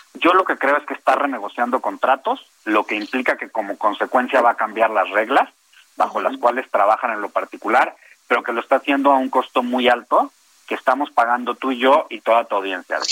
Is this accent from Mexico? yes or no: yes; Mexico; no soy un mal mexicano